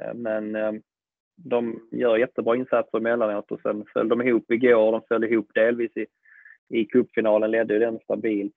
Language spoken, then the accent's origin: Swedish; Malmö, Skåne, Sweden; i gamla isstadion om jag förstått det rätt, där jag själv sprang som liten och kollade på Mix